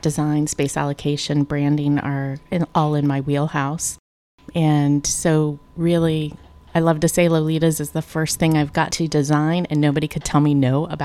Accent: Ohio, United States; moved away as an adult; also born or lived in Denver / New York City; now in St. Petersburg, United States; I am from Ohio

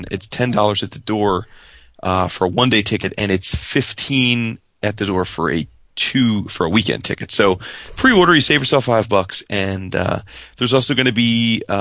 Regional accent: Ireland; As an Irishman, I love me some Irish pub.

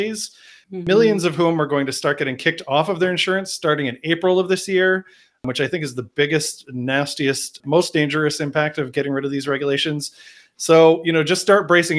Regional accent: Boston, Massachusetts, United States; I'm from Boston.

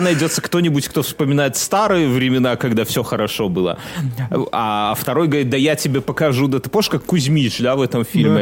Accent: Belarus; now in Lithuania

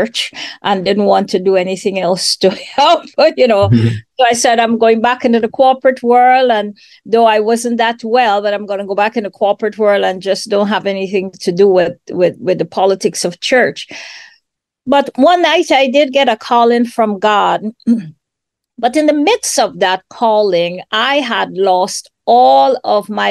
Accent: Guyana; moved away as an adult; also born or lived in Washington, D.C., United States; now in Atlanta, United States; I am originally from Guyana, South America

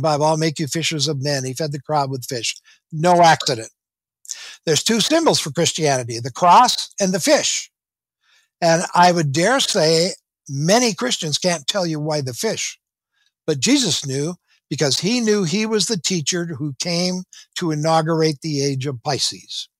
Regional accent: southwestern Minnesota, United States; moved away as an adult; now in Southern California, United States; I grew up in Minnesota, in a little town in southwestern Minnesota

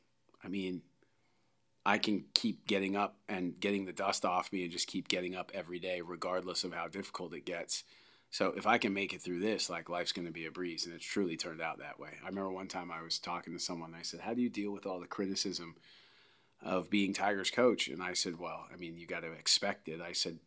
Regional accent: Canada; also born or lived in Delaware / San Francisco / Los Angeles; First of all, as a Canadian, I'd never seen anything like that. I mean, I grew up for a little while in Delaware, and then I grew up in San Fran and L.A.

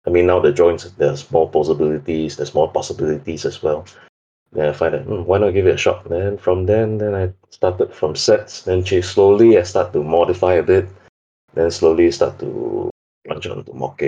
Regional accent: Singapore; English is a second language; Okay, I'm from a small sunny island in Asia, Singapore. Basically, it's very hot all the year long.

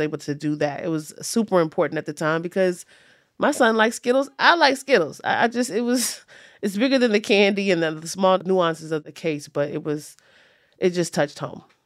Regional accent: Richmond, Virginia, United States; my hometown of Richmond, Virginia

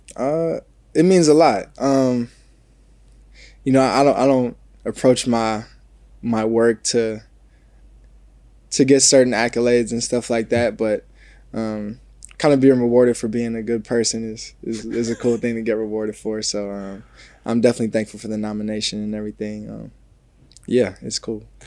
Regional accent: New Jersey, United States; moved away as an adult; also born or lived in Ohio; now in Los Angeles, United States; I'm a kid from New Jersey.

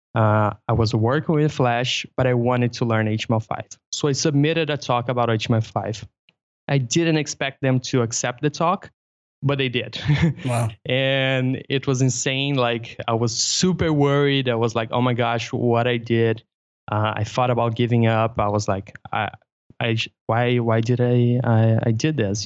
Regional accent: Brazil; English is a second language; I'm from Brazil

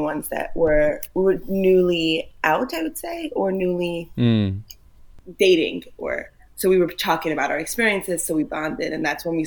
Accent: New York City, New York, United States; first language Yiddish; English is a second language; I was raised in Brooklyn, in Borough Park, in a Hasidic home

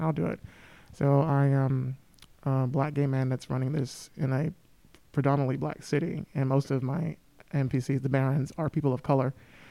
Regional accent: Montgomery, Alabama, United States; moved away; my hometown, Montgomery, Alabama

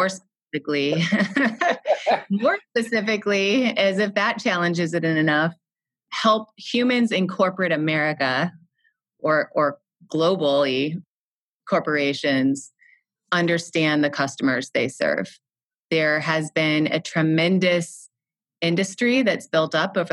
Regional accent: Midwest, United States; I am from the Midwest in the U.S.

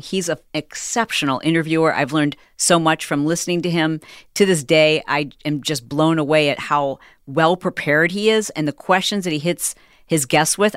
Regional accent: Michigan, United States; We're both from Michigan

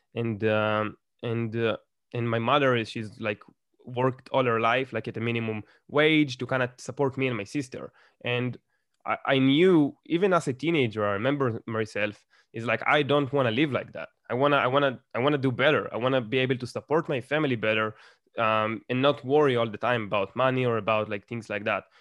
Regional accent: Israel; English is a second language; I grew up here in Israel

